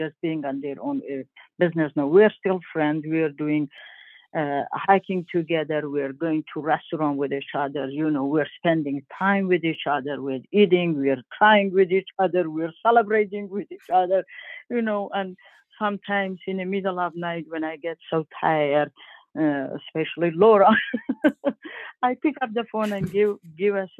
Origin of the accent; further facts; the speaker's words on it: Iran; also born or lived in Turkey; now in Maine, United States; I grew up in Iran